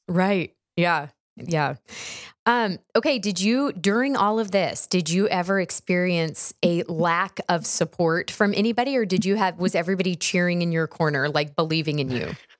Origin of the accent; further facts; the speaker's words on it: Houston, Texas, United States; I grew up in Texas